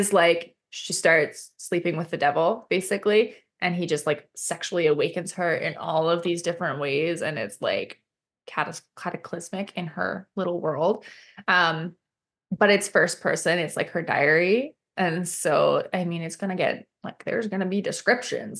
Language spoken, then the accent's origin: English; Canada; I'm Canadian